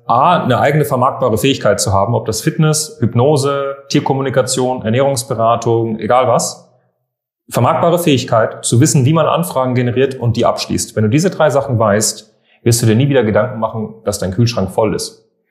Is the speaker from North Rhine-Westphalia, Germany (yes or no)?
no; Munich, Bavaria, Germany; moved away as an adult; now in Berlin, Germany; Meine ganze Kindheit bin ich in, in München gewesen. Also ich komme ja eigentlich aus München